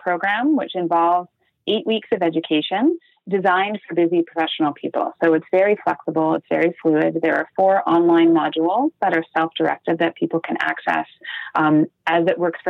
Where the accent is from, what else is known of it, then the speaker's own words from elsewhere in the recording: Canada; being Canadian